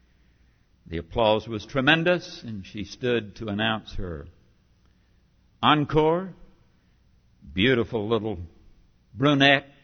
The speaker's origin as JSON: {"language": "English", "region": "North Carolina", "country": "United States", "also_born_or_lived": "Princeton", "moved": "yes", "said": "I came from North Carolina."}